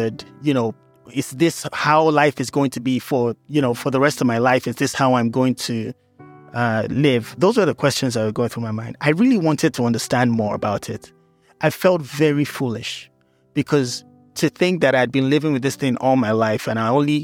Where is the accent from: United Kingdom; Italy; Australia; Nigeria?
Nigeria; moved away as an adult; also born or lived in Lagos; now in United States; I'm Nigerian-American